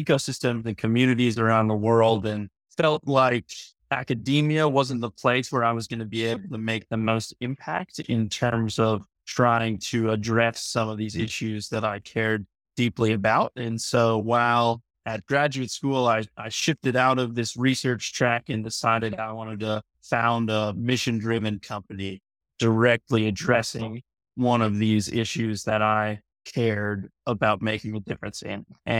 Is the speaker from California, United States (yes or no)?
yes; San Diego, California, United States; Yeah, so I grew up in San Diego, California. I spent as much time as I could on the beach and in the waves and have a deep connection to the ocean and to nature.